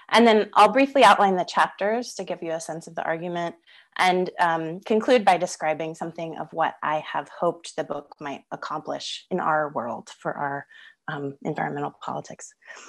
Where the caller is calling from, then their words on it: Melbourne, Victoria, Australia; I'm coming from Wurundjeri country in Melbourne, Australia, and I pay my respects to Wurundjeri elders past, present, and emerging